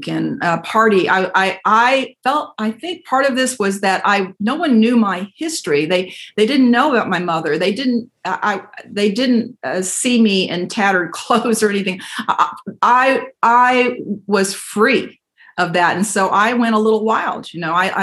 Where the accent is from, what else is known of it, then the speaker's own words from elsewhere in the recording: San Antonio, Texas, United States; moved away as an adult; also born or lived in Chattanooga, Tennessee; my goal, though, was to come back to San Antonio